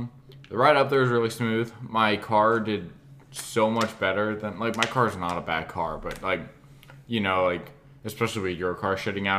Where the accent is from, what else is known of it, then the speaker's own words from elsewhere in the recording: Atlanta, Georgia, United States; we're from Atlanta, like essentially.